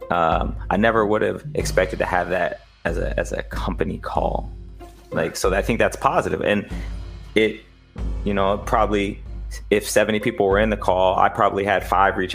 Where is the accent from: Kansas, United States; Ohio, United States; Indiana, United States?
Indiana, United States; Indianapolis; I grew up in Indianapolis.